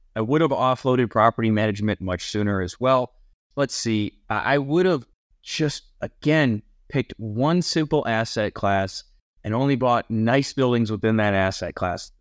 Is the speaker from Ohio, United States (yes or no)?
yes; near Cleveland, Ohio, United States; moved away; growing up near Cleveland